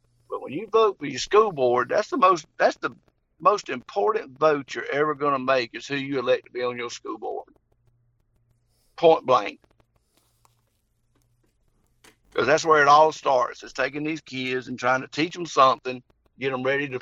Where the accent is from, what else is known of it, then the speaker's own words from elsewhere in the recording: Henry County, Georgia, United States; I grew up in Henry County, and when I graduated from Henry County in 1982